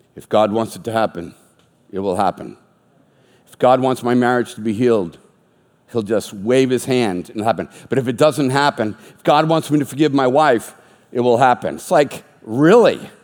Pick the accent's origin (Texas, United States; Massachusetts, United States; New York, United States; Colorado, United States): Massachusetts, United States; Boston; I was raised Catholic in the Boston area